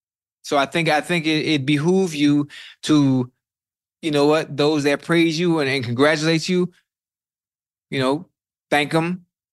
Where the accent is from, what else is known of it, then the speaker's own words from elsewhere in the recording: the South, United States; I know, I'm from the South, so I don't know how it was with you.